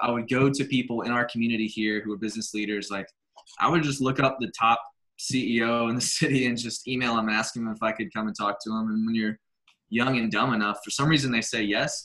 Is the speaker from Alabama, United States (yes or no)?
yes; Birmingham, Alabama, United States; I grew up here in Birmingham, Alabama. I've been here my entire life, 35 years